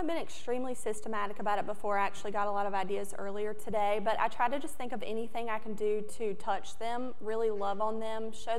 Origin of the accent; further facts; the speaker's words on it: New Bern, North Carolina, United States; I'm from New Bern, North Carolina. It's Eastern North Carolina, really small town.